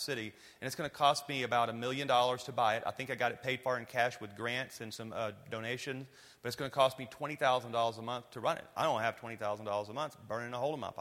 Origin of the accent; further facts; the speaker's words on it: Louisiana, United States; I'm from Louisiana